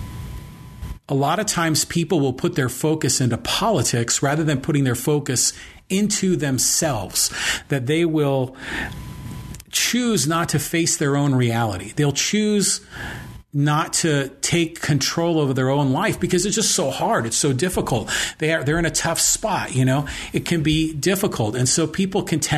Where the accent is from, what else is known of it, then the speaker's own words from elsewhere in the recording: Poway, California, United States; my hometown of Poway is definitely more Trump than not